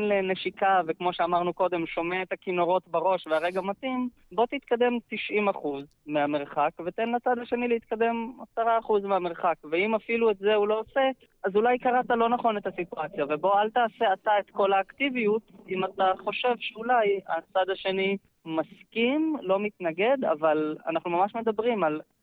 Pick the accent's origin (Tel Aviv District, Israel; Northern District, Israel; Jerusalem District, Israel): Northern District, Israel; Ein Dor; גר בקיבוץ עין-דור, uh, פחות או יותר כל חיי, נולדתי שם, חוץ מגיחות קטנות החוצה ללימודים, uh, גרתי שם כל החיים